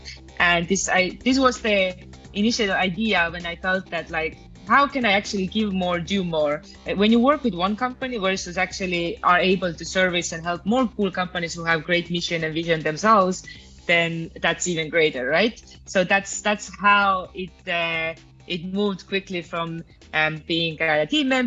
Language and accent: English; Estonia; now in Mexico; I'm originally from Estonia. Now I live mostly in Mexico